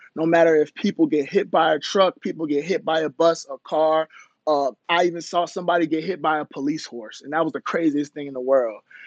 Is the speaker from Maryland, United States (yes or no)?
yes; Baltimore, Maryland, United States; also born or lived in Howard County, Maryland / Jamaica (ancestry); I'm from Baltimore, Maryland originally, went to school in Howard County, Maryland